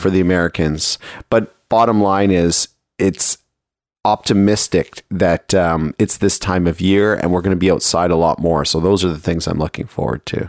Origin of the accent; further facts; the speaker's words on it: Toronto, Ontario, Canada; also born or lived in Markham, Ontario; I grew up in Toronto